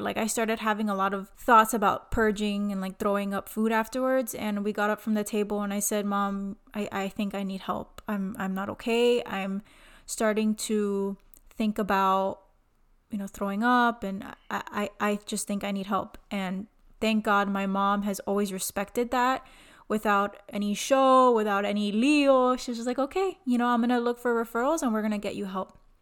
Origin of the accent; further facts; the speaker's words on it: Miami, Florida, United States; I was born and raised in Miami, Florida